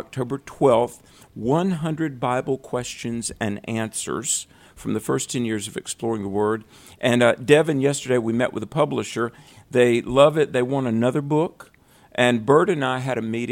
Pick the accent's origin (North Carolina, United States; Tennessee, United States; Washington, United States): North Carolina, United States; we're in my home state of North Carolina.